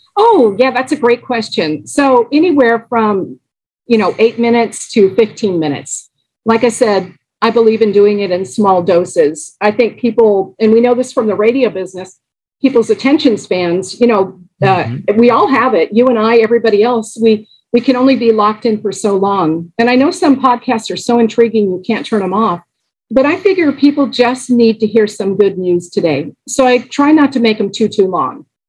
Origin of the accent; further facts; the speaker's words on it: Los Angeles, California, United States; I grew up in Los Angeles